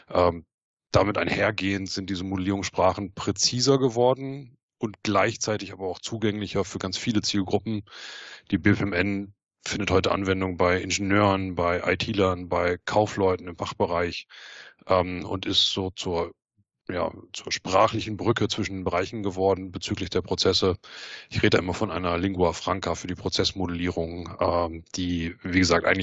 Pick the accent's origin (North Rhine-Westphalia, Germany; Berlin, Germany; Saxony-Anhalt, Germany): North Rhine-Westphalia, Germany; Ich äh, bin ein Kind des Ruhrgebiets und habe bei einem äh, Maschinenbauzulieferer gelernt.